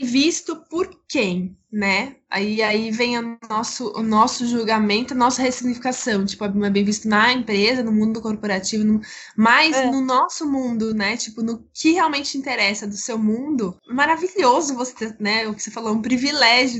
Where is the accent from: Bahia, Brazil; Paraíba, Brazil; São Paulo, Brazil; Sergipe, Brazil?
São Paulo, Brazil; moved away as an adult; now in Rio de Janeiro, Brazil; eu sou de São Paulo, meu marido do Rio Grande do Sul